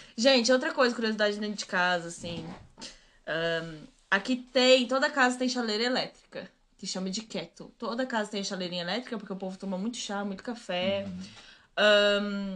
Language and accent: Portuguese; Rio Grande do Sul, Brazil; now in England, United Kingdom; eu sou do Rio Grande do Sul